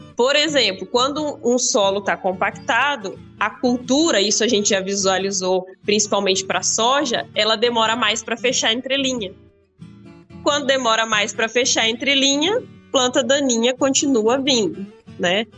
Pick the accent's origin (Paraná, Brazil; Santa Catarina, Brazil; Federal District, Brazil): Paraná, Brazil; now in Rio Verde, Brazil; Eu sou do Paraná, né? Eu moro em Rio Verde, mas eu sou do Paraná.